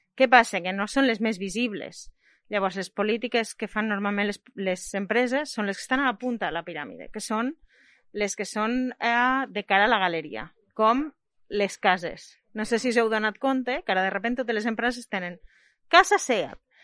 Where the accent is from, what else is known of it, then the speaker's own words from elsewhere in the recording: Lleida, Catalonia, Spain; Jo sóc de Lleida